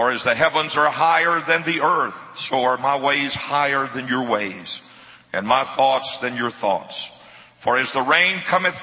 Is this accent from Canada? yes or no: no; Jena, Louisiana, United States; I was born and raised in Gina, Louisiana